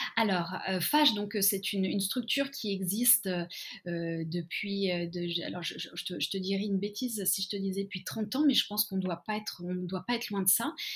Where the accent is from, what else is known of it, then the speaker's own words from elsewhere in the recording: Lyon, Auvergne-Rhône-Alpes, France; moved away as an adult; now in Tokyo, Japan; je viens je viens de Lyon